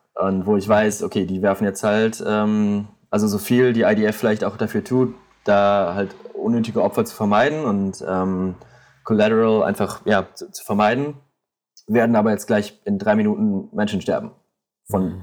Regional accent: St. Tönis, North Rhine-Westphalia, Germany; now in Tel Aviv, Israel; aus meinem Dörfchen, St. Tönis, wo ich herkomme in Deutschland, ähm, bei Düsseldorf, Krefeld, die Ecke

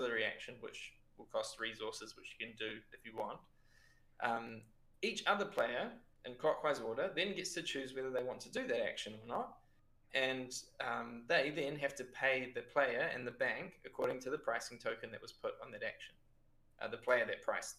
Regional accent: Lower Hutt, Wellington, New Zealand; moved away as an adult; now in Pisa, Italy; I'm from Lower Hutt

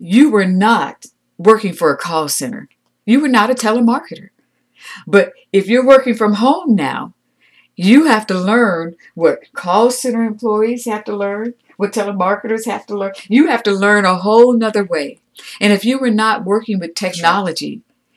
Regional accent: United States; I'm an American

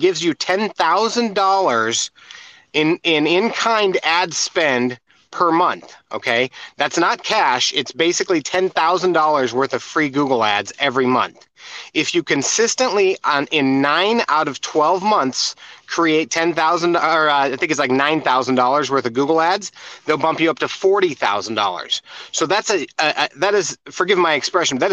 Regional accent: United States; I'm from America

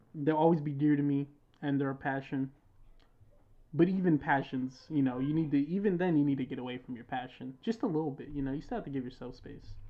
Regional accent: United States; I was born in America

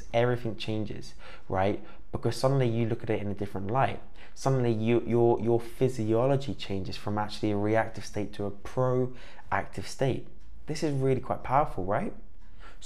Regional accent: Cornwall, South West England, United Kingdom; I grew up in Cornwall

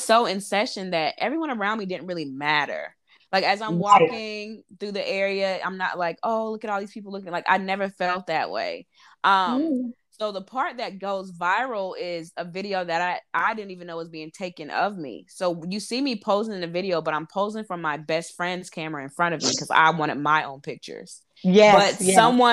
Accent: North Carolina, United States; moved away as an adult; also born or lived in Harlem, New York / Brooklyn, New York; now in New York City, United States; I'm from North Carolina, born and raised, lived there 23 years

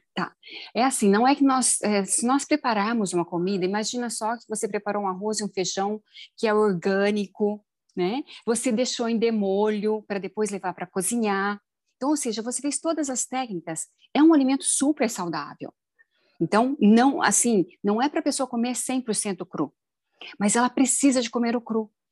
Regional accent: Minas Gerais, Brazil; eu sou mineira

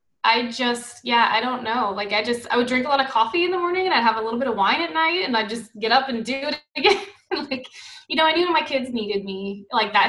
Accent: New Orleans, Louisiana, United States; moved away; we're from New Orleans

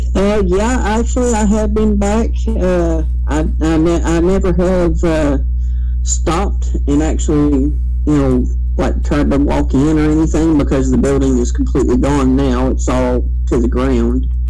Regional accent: Kentucky, United States; also born or lived in Mingo County, West Virginia; now in West Virginia, United States; my hometown, which is over in Kentucky

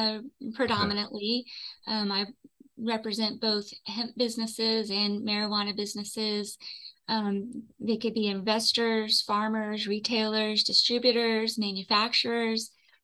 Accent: Houston, Texas, United States; now in Austin, United States; I grew up in Houston. And my first adult decision was to move to Austin.

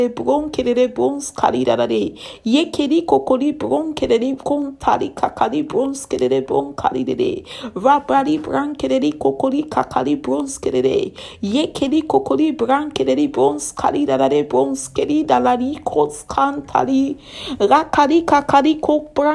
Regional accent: Nigeria; I am from Nigeria

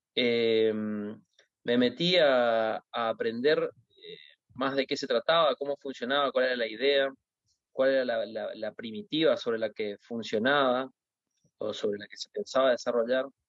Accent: Argentina; yo como un argentino

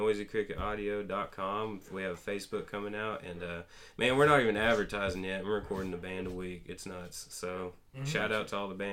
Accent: Trenton, Georgia, United States; Yeah, I grew up in the on the other part of the Georgia side in the Big Woods

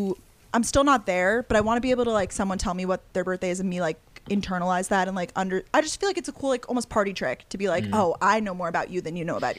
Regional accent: Long Island, New York, United States; moved away; also born or lived in Georgia; I'm originally from Long Island, New York. So we're all New Yorkers, yes.

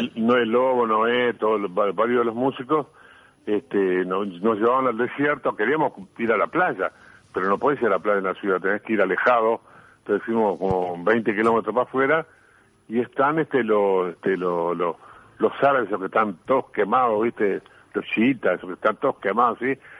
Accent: Uruguay; vengo del Uruguay, que vengo este, escondido entre dos países gigantes que son Argentina y Brasil

